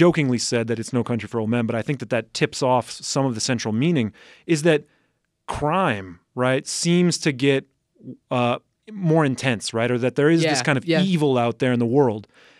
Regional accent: Upper Midwest, United States; But I'm also from the Upper Midwest.

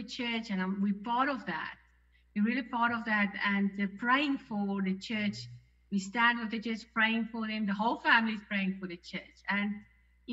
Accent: South Africa; moved away as an adult; we are missionaries from South Africa

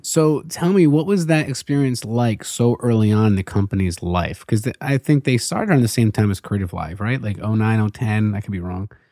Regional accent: Baltimore, Maryland, United States; from Baltimore

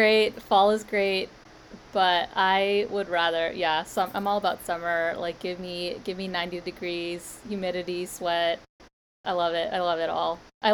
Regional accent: East Coast, United States; now in New York, United States; I was born and raised on the East Coast, so, and I'm currently in New York

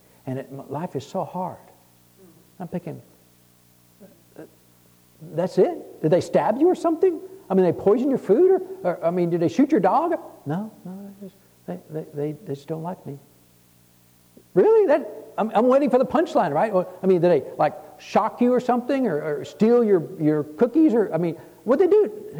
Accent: Texas, United States; So God heard, I'm from Texas.

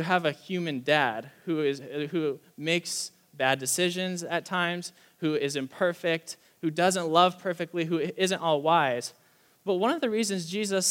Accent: United States

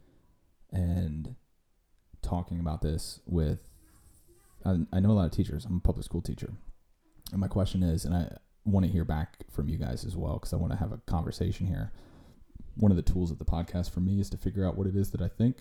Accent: Virginia, United States; my home state of Virginia

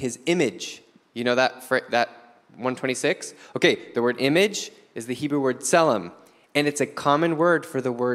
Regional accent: United States; I'm an American living in the 21st century

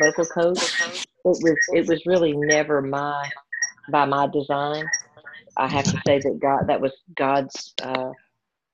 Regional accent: the American South, United States; From being a little girl growing up in Southern Baptist churches

